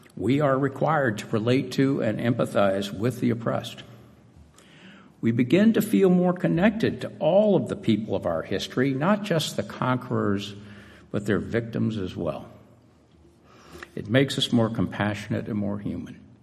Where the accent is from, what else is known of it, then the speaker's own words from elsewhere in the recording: Atlanta, Georgia, United States; Growing up in Atlanta